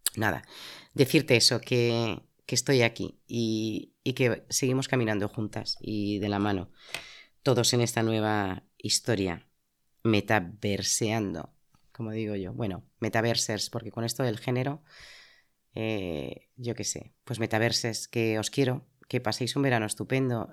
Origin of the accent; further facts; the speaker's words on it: Madrid, Community of Madrid, Spain; moved away as an adult; now in Zaragoza, Spain; yo soy madrileña, he vivido muchas partes de España